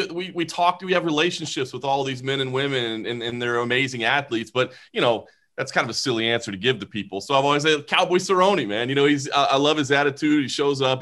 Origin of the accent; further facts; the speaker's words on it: Dallas, Texas, United States; now in Las Vegas, United States; I grew up in Dallas, you know, the Dallas Fort Worth Metroplex